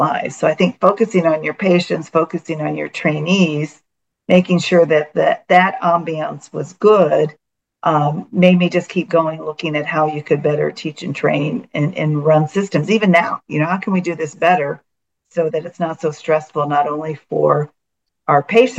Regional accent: California, United States; I think that's bothered him the most, as I was from California.

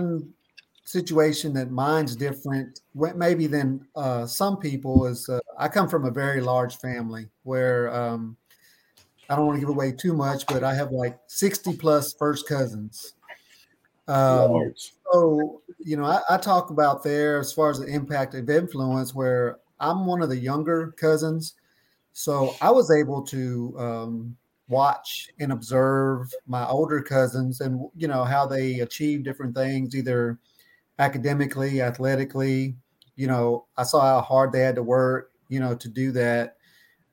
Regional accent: Hearne, Texas, United States; now in Spring, United States; Chip and I grew up together in Hearne, Texas, and now we actually both live in Spring, Texas.

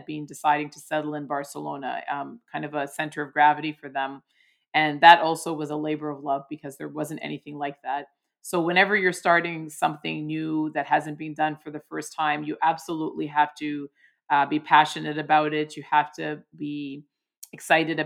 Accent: Toronto, Ontario, Canada; I come from Toronto, which is an incredibly multicultural city

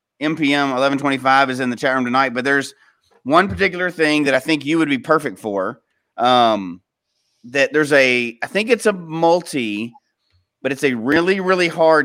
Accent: Memphis and Nashville, Tennessee, United States; we're from Memphis and Nashville too.

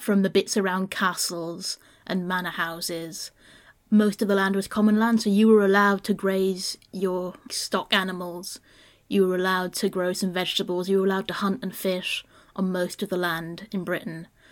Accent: Brittany, France; growing up in Brittany

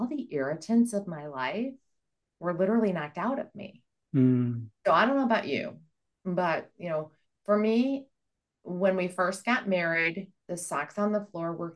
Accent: Midwest, United States; also born or lived in the South; I'm from the Midwest, or I'm actually Southern, but raised in the Midwest

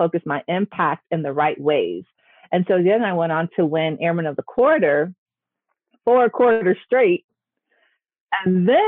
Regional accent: Gary, Indiana, United States; I grew up in Gary, Indiana, which is literally about 20 minutes outside of Chicago

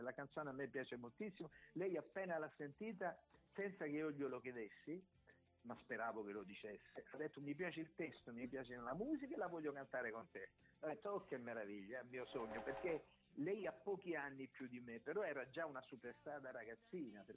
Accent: Acquarica del Capo, Apulia, Italy; ho detto di, di Acquarica del Capo

